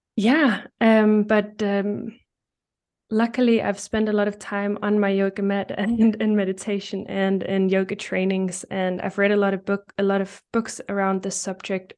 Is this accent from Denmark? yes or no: yes; Denmark; English is a second language; I'm from Denmark